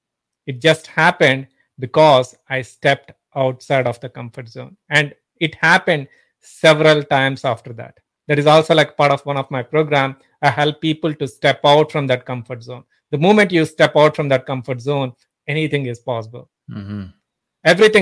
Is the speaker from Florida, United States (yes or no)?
no; Pittsburgh, Pennsylvania, United States; I'm from Pittsburgh.